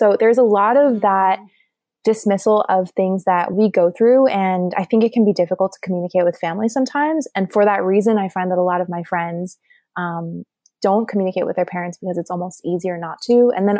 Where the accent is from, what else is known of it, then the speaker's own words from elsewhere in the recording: Shanghai, China; also born or lived in Taiwan / South Korea / Thailand; I grew up in Shanghai and Taiwan and we moved around a little bit. I spent some time in Korea and some time in Thailand more, but a lot of time in Asia.